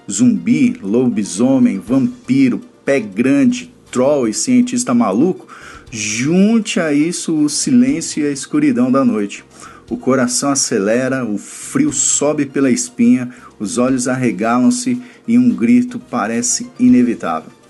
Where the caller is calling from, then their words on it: São Paulo, Brazil; Aqui quem fala é … sou aqui de São Paulo, um grande ouvinte de todo o conteúdo do portal BTcast.